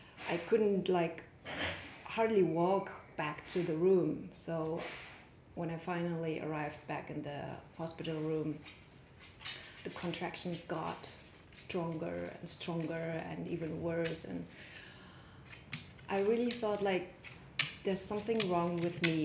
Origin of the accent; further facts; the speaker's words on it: Germany; moved away; also born or lived in Mongolia; I'm born in Mongolia. I'm Mongolian. I grew up in Germany